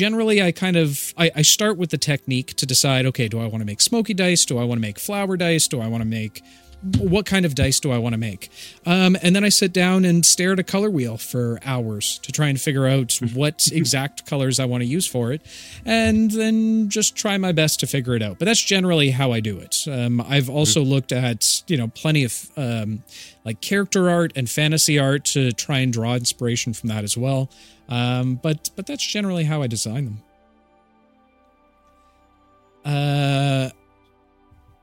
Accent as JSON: {"language": "English", "country": "Canada", "said": "I'm Canadian"}